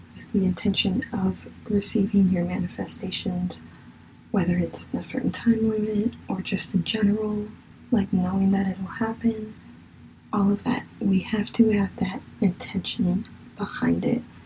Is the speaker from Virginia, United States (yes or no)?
yes; Virginia, United States; accent: southern; I really feel like my southern accent is coming out in some of this. Sorry. I'm from Virginia